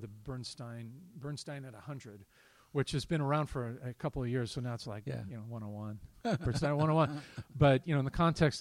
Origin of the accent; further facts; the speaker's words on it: Eastern Oregon, United States; now in Portland, United States; I'm from Eastern Oregon